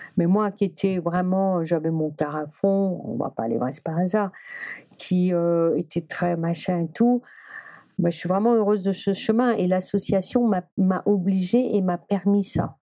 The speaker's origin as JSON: {"language": "French", "region": "Brittany", "country": "France", "said": "Je suis bretonne"}